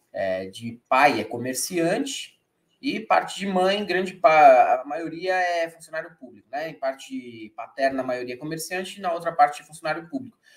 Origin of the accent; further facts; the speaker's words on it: São Paulo, Brazil; also born or lived in Ponta Grossa; Já faz aí 36 anos que eu nasci aqui em São Paulo. Logo pequenininho, eu morei um tempo em Ponta Grossa, no Paraná, mas depois eu retornei